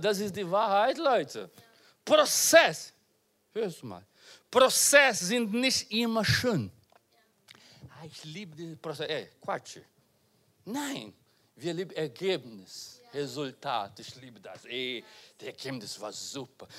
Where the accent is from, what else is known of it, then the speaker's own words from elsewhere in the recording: Brazil; German is a second language; also born or lived in Portugal; now in Germany; ich bin in Brasilien geboren